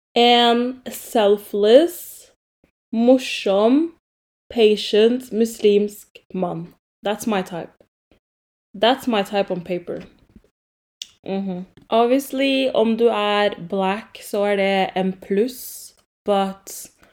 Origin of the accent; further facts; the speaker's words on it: Oslo, Norway; also born or lived in Grünerløkka, Oslo; jeg er fra Romsås. Um, jeg bodde først på Grünerløkka i sånn to år, og så flyttet jeg til Romsås. Så jeg ser på meg selv som en Romsås-jente